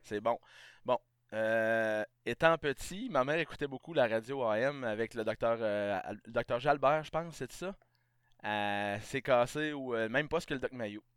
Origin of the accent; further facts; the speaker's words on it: Beauce, Quebec, Canada; moved away as an adult; also born or lived in Saguenay / Estrie; je viens de la Beauce.